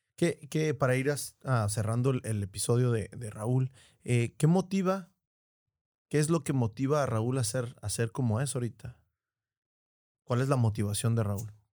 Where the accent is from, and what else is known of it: Tijuana, Baja California, Mexico